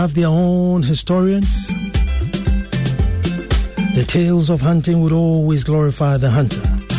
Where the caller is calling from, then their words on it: Dansoman, Greater Accra, Ghana; Hi, I'm tuned in from Dansoman